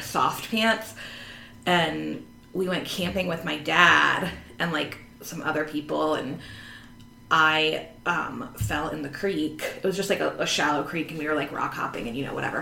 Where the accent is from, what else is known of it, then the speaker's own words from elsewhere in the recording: Northern Virginia, United States; I went to college in Southern Virginia and very much like Nova, as we call it up here